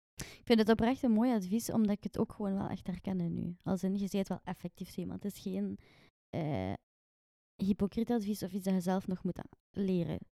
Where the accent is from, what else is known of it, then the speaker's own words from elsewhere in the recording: Ghent, Flanders, Belgium; ik ben eigenlijk van Gent geboren en getogen